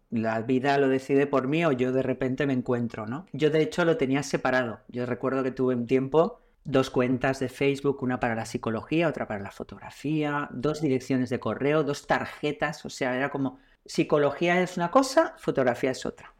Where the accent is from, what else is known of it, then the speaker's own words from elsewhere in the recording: Castellón de la Plana, Valencian Community, Spain; now in Valencia, Spain; vivo en Valencia, nací en Castellón